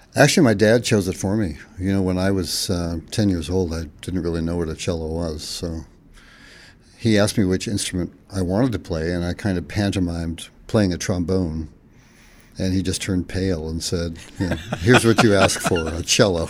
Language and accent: English; Fresno, California, United States; the town where I grew up in Fresno, California